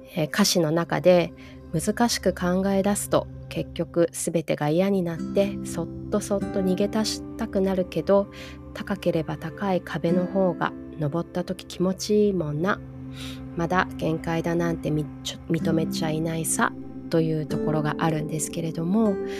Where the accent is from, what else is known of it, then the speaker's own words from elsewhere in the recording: Hawaii, United States; also born or lived in Japan; 日本で生まれてハワイで育って